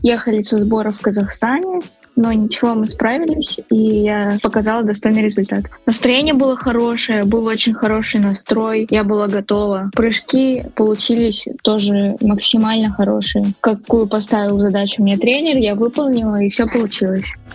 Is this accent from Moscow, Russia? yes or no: no; Nizhny Tagil, Sverdlovsk Oblast, Russia; в родном городе Нижний Тагил